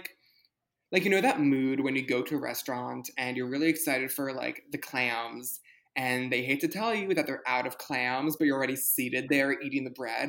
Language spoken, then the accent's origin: English; New York City, New York, United States; You and I grew up in New York City